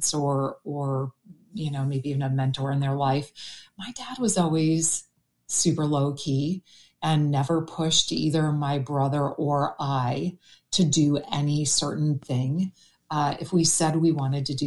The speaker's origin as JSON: {"language": "English", "town": "Green Bay", "region": "Wisconsin", "country": "United States", "tie": "born or raised there", "said": "I grew up in Green Bay, Wisconsin"}